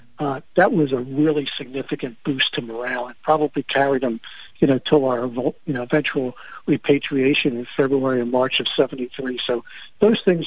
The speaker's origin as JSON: {"language": "English", "town": "Philadelphia", "region": "Pennsylvania", "country": "United States", "said": "I'm an Italian from South Philly"}